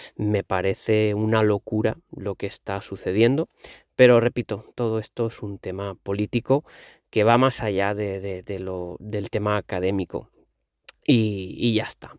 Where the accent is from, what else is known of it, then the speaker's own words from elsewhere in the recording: Valencian Community, Spain; first language Valencian; Spanish is a second language; also born or lived in Balearic Islands; yo he nacido valenciano parlante, soy valenciano hasta la médula